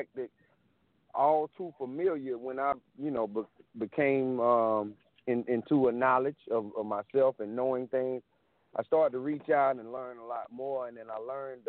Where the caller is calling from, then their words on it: South Carolina, United States; Calling from South Carolina.